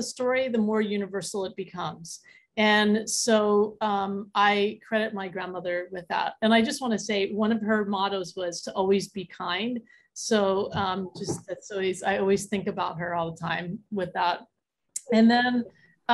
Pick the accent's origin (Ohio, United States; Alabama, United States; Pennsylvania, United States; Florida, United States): Pennsylvania, United States; Philadelphia; I'm from Philly too